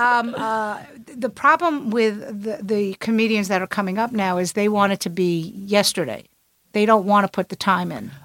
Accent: New York City, New York, United States; now in New York, United States; I'm from Brooklyn. That's how we talk

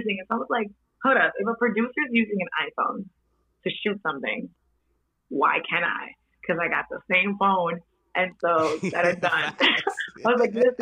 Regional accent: New York City, New York, United States; also born or lived in Dominican Republic; I'm Dominican. I was born and partly raised there. Most of my life I spent it here in Washington Heights.

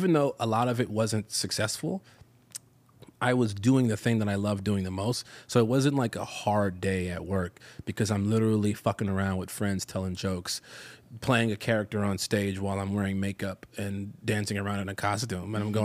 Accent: Chicago, Illinois, United States; moved away as an adult; also born or lived in North Hollywood, Los Angeles; now in Los Angeles, United States; I from the south side of Chicago

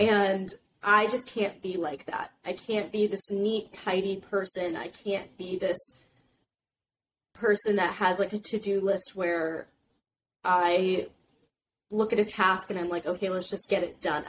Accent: Indiana, United States; moved away as an adult; now in New York City, United States; I'm from Indiana originally, but I live in New York City now

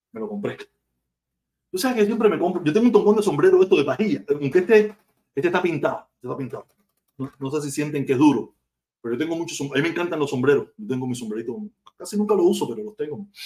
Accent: Cuba; yo soy súper cubano, yo soy un cubanazo, un cubanazo que ama mi tierra

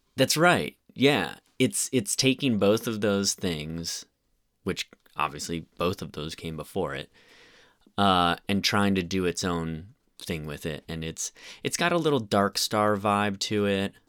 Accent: Bloomington, Indiana, United States; I was born in Bloomington, Indiana

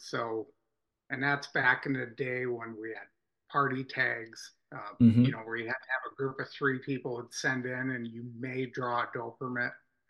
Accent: Pewaukee, Wisconsin, United States; I'm from Waukesha County. I was born and raised in Pewaukee on a small farm. Both my parents grew up on dairy farms in northern Wisconsin.

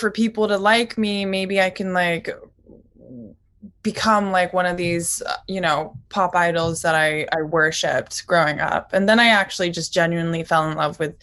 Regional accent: New York City, New York, United States; first language Japanese; English is a second language; So technically my mother tongue is Japanese. So I learned Japanese, even though I was born and raised in New York.

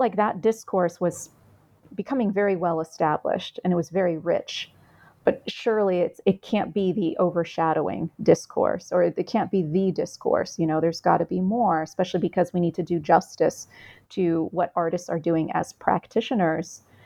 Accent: United States; I'm Vietnamese American. My mother was a refugee.

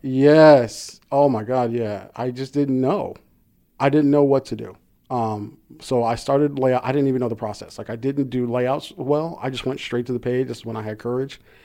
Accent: Compton, California, United States; born or raised there

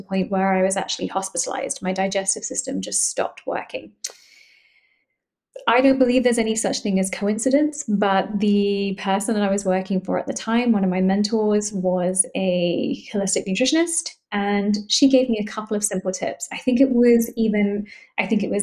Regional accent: London, United Kingdom; moved away as an adult; now in Boston, United States; I'm originally from London, but I've lived in Boston for the last 9.5 years.

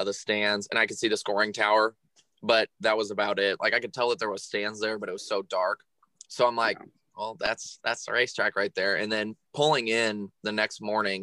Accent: Burlington, Iowa, United States; I am 22 years old and I am from Burlington, Iowa.

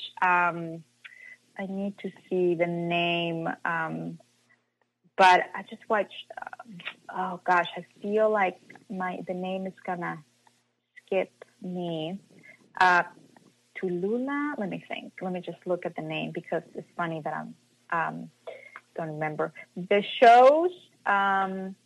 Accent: Mazatlán, Sinaloa, Mexico; moved away; I'm from Mazatlan, and at that time there was not much guidance

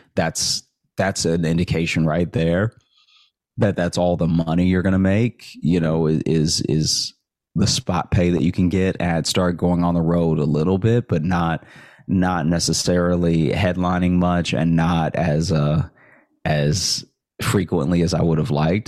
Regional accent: Alexandria, Louisiana, United States; moved away as an adult; also born or lived in Shreveport, Louisiana / Chicago; now in New York, United States; I grew up in in Alexandria

